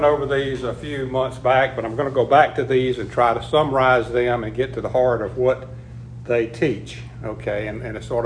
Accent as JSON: {"language": "English", "country": "United States", "tie": "born or raised there", "said": "based on our living in America, being raised in America, being fed America, being Americans"}